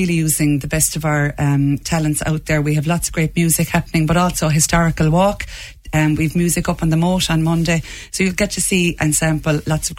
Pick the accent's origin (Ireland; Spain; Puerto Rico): Ireland; Lismore, Munster; So I'm from West Waterford in Lismore, and we had a cultist branch there in Ballyduff.